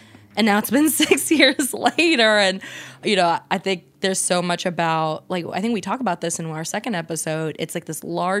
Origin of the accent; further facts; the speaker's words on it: New York City, New York, United States; moved away as an adult; also born or lived in Tampa / Miami; now in Atlanta, United States; I'm from Brooklyn, New York. I've lived in major cities like my entire life. I went to school in Tampa